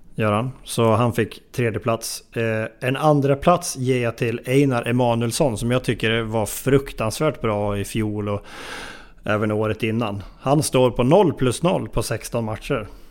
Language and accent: Swedish; near Hällefors, Örebro County, Sweden; Mina hemtrakter nästan